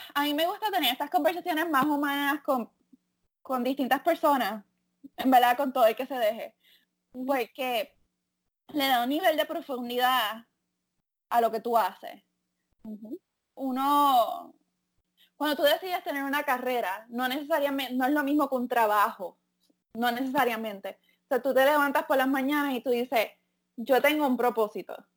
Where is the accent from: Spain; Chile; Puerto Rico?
Puerto Rico; moved away; como muchos puertorriqueños